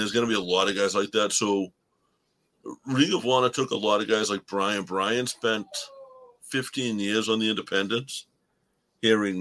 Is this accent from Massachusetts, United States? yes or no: yes; Boston, Massachusetts, United States; accent: Boston; my Boston accent gets so damn thick.